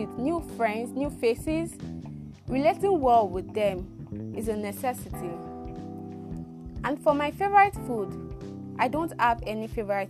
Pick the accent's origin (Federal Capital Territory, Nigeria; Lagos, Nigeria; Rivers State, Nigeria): Rivers State, Nigeria; I am a born Nigerian from River State, but Akot precisely